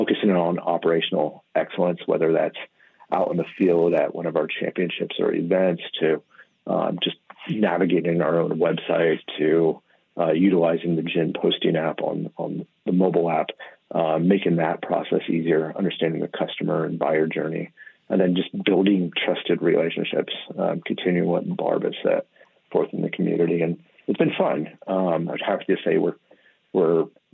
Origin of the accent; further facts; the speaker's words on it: Midwest, United States; also born or lived in Monterey, California; now in Oregon, United States; I grew up in the Midwest